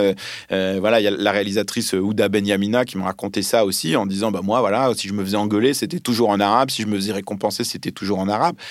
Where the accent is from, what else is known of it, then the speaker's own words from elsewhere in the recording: France; first language Arabic; French is a second language; also born or lived in Lebanon; moi je suis né euh, au Liban, qu'on me parlait l'arabe quand j'étais petit, et puis arrivé en France à l'âge de 4 ans